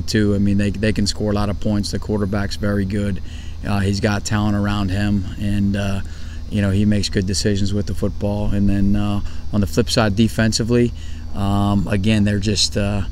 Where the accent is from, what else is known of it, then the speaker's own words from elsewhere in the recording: Northeast Ohio, United States; moved away; I'm from Northeast Ohio